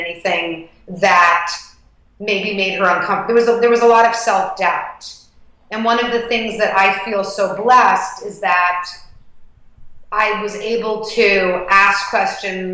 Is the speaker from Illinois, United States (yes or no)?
no; New York City, New York, United States; I grew up in the West Village